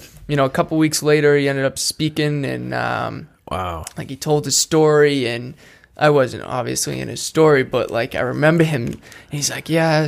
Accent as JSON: {"language": "English", "town": "Attleboro", "region": "Massachusetts", "country": "United States", "tie": "born or raised there", "said": "I grew up in Attleboro, Massachusetts."}